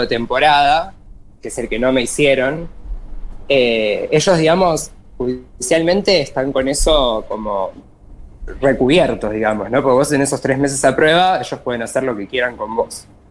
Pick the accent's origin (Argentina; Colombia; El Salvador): Argentina; Buenos Aires Province; soy acá el conurbano Zona